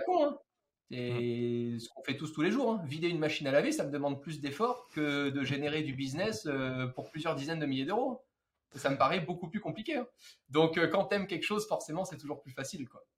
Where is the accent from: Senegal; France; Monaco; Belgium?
Monaco; dans ma chambre à Monaco, puisque je suis monégasque